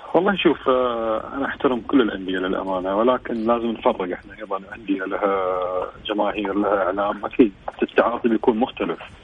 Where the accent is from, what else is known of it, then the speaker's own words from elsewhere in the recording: Saudi Arabia; احنا كسعوديين